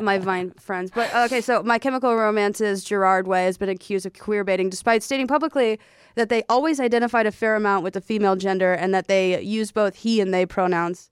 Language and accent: English; the South, United States; I'm from the South